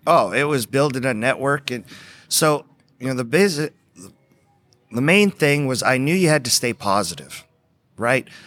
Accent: Edmonton, Alberta, Canada; now in Texas, United States; I grew up on a farm in, uh, northeast, uh, uh, Alberta, just outside of Edmonton, Alberta

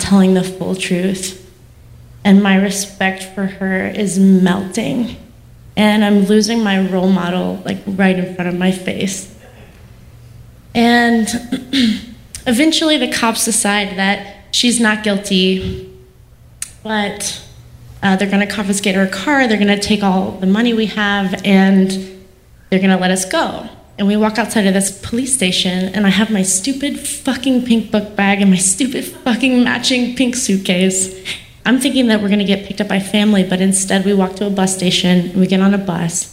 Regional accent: North Carolina, United States; North Carolina

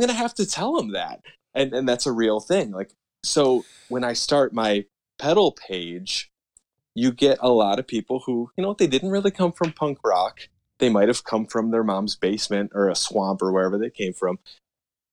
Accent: United States; I am from the United States

